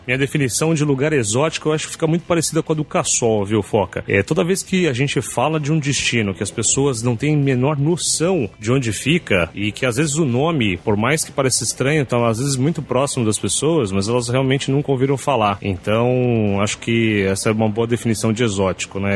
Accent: São Paulo, Brazil; also born or lived in Curitiba; estou de volta para minha terra, São Paulo

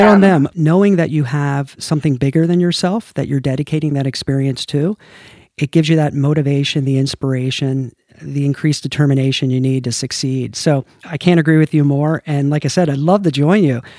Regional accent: United States; I'm American

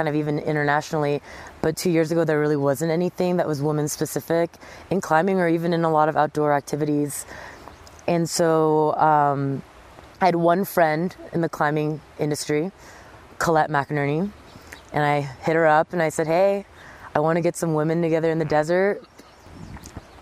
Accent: Southern California, United States; moved away; also born or lived in New York City; I grew up in Southern California surfing and snowboarding and downhill mountain biking.

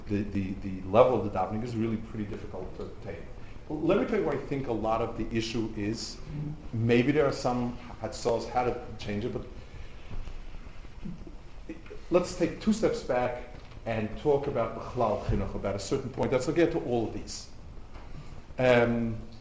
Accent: United States; moved away as an adult; now in Israel; I grew up in America

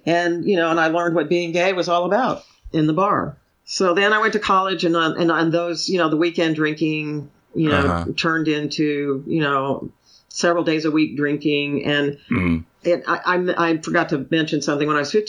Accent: San Antonio, Texas, United States; also born or lived in Richardson; I grew up primarily in Hispanic areas. And then mm-hmm. after that, my dad moved up in his work. He worked for the federal government. So we moved all mm-hmm. over the place. We moved from San Antonio to Richardson, Texas.

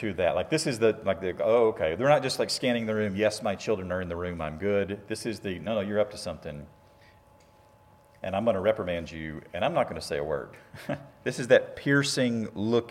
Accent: Shelbyville, Tennessee, United States; I grew up in Shelbyville, Tennessee

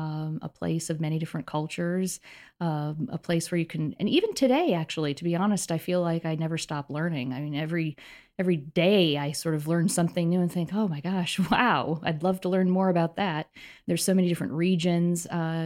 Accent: Detroit, Michigan, United States; moved away as an adult; So where did I grow up? I grew up outside Detroit, a daughter of a GM lifer. My late father worked for General Motors for more than 30 years. And I went away to the East Coast for college.

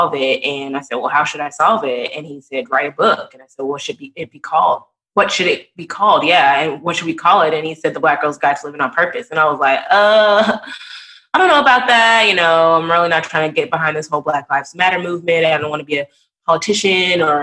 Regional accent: Texas, United States; moved away as an adult; also born or lived in New Orleans; they saw that I was from Texas

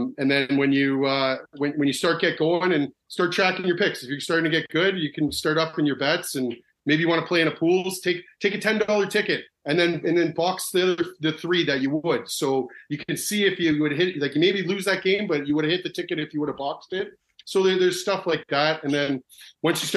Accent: Canada; I'm from Canada

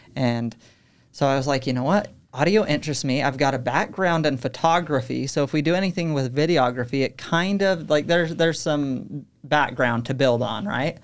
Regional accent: Utah, United States; also born or lived in Texas; I was born in Texas, um, but I moved when I was three, grew up most of my life here in Utah, so I'd consider myself Utah

